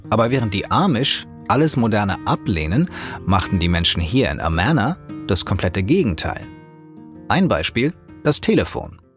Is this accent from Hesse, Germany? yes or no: yes; Hanau, Hesse, Germany; Die Gründer von Amerna siedelten ursprünglich um die mittelalterliche Ronneburg vor den Toren meiner Heimatstadt Hanau in Hessen.